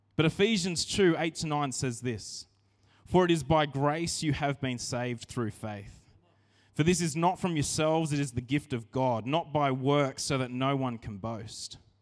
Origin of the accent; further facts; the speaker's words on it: Narrandera, New South Wales, Australia; I grew up in Narandra